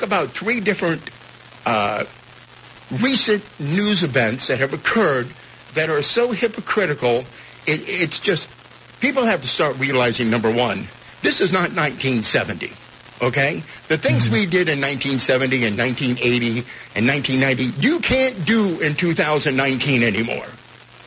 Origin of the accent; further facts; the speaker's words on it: Naples, Florida, United States; it is my hometown